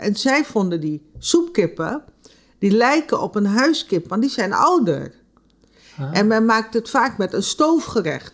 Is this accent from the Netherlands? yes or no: no; Nickerie, Suriname; Ik kom uit Nikeri, mijn familie komt uit het reisdistrict